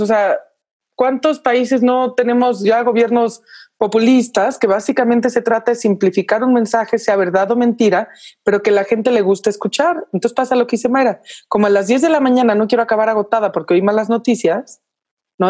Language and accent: Spanish; Mexico